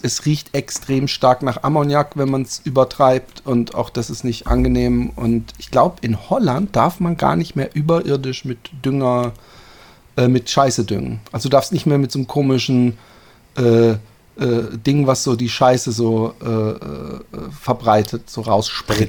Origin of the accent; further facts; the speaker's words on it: Busenbach, Baden-Württemberg, Germany; now in Netherlands; in meinem ursprünglichen Ort, meinem Heimatort